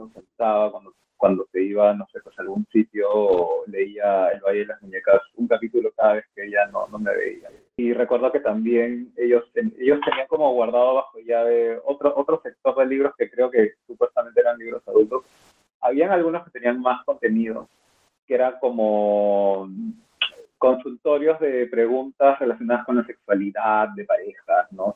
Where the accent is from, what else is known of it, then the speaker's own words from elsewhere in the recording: Peru; also born or lived in Lima / Boston; soy peruano